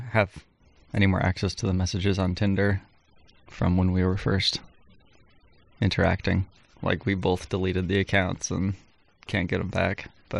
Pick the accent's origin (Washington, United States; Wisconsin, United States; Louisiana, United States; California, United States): Washington, United States; Seattle; I am a Seattle native.